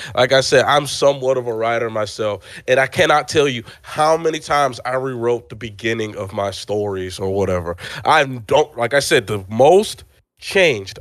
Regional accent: Nigeria; I am Nigerian

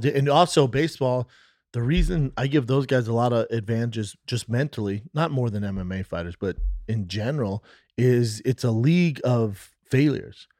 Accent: United States; we're American

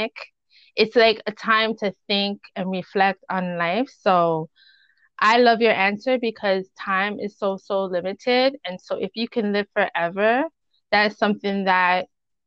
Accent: Canada; accent: West Indian; I am Canadian

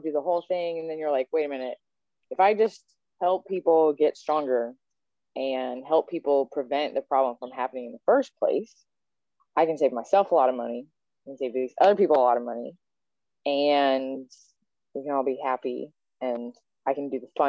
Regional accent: Lexington, Kentucky, United States; now in Dayton, United States; I'm from Lexington, Kentucky

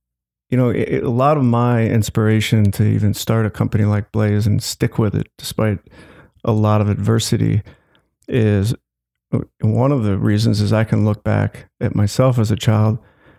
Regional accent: Glencoe, Illinois, United States; now in Evanston, United States; I grew up in Glencoe, which has money. I wouldn't say I was in the wealthy, but, you know, definitely I had the privilege of growing up in that town.

